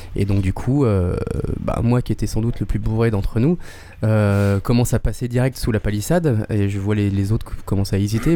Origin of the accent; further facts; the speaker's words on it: Avignon, Provence-Alpes-Côte d'Azur, France; moved away; also born or lived in Paris; à la base, je suis d'Avignon